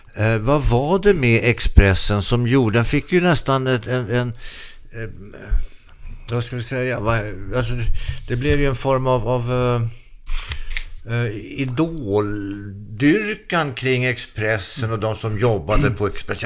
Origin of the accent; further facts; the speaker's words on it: Solna, Stockholm County, Sweden; Sjövägen i Solna där jag växte upp